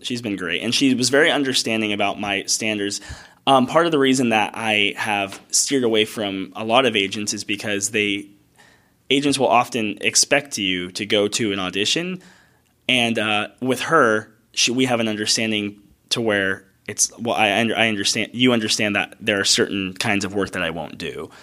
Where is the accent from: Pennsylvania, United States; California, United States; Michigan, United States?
California, United States; Escondido; also born or lived in Arizona / Tallahassee, Florida; I grew up in Escondido, California